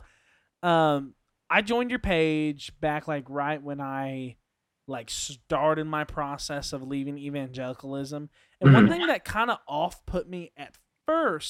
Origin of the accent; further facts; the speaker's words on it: Kentucky, United States; I'm from Kentucky.